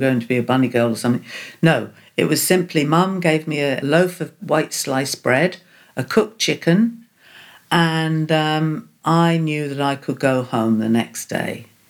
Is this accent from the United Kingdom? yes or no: yes; Portsmouth, South East England, United Kingdom; born there; I was born in Portsmouth on the south coast of England. In 1949, I have a vague memory of the greyness, the bomb sites.